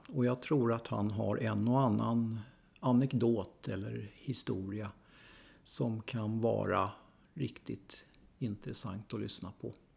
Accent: Stockholm, Stockholm County, Sweden; jag, är också född och uppvuxen på Söder

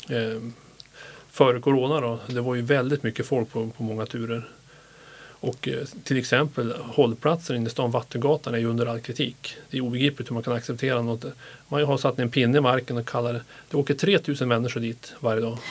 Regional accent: northern Sweden, Sweden; moved away; Jag är uppvuxen i norra Sverige

